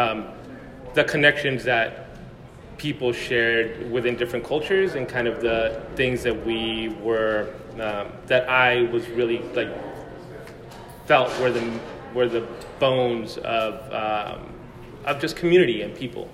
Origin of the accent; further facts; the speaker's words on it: El Paso, Texas, United States; now in Seattle, United States; I grew up in El Paso, Texas